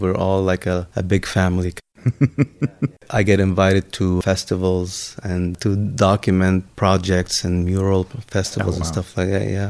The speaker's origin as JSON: {"language": "English", "country": "Lebanon", "tie": "born or raised there", "moved": "yes", "said": "I grew up in Lebanon in the midst of our civil war."}